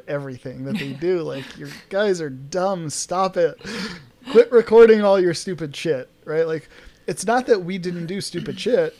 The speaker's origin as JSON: {"language": "English", "town": "New York City", "region": "New York", "country": "United States", "tie": "born or raised there", "said": "I grew up in New York City"}